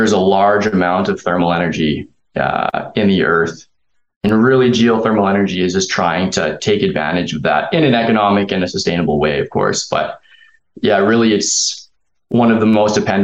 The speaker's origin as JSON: {"language": "English", "town": "Calgary", "region": "Alberta", "country": "Canada", "tie": "born or raised there", "said": "growing up in Calgary, the energy industry has been like a really big part of the community here"}